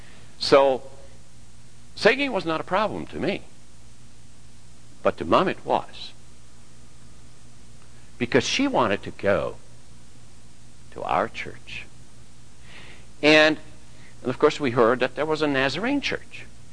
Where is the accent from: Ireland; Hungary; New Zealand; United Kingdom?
Hungary; I remember personally when we came from Hungary, and this was not that long ago, in 1956, we came to Regina.